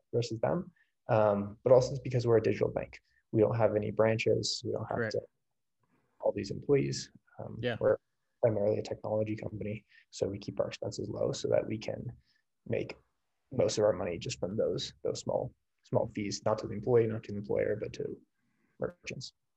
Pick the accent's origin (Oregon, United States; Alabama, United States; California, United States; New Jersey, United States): California, United States; moved away; I grew up in California.